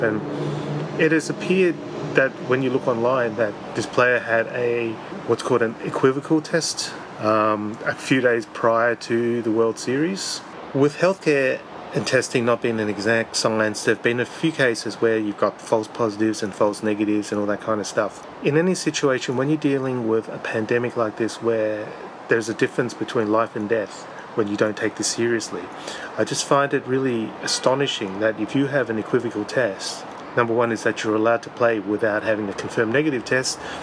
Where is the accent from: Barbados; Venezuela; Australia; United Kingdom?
Australia; being an Australian